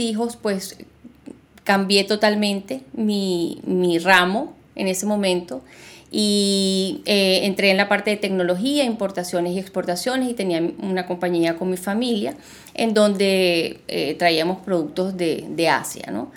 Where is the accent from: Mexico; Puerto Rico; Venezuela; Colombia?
Venezuela; Caracas, Capital District; moved away as an adult; also born or lived in Buenos Aires, Argentina / Margarita Island, Venezuela; now in Doral, United States; nací en Buenos Aires, Argentina, pero me crié en Venezuela, eh, me crié en Caracas